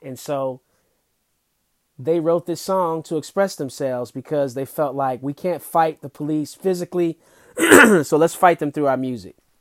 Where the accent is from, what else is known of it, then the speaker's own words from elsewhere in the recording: Detroit, Michigan, United States; Detroit, my hometown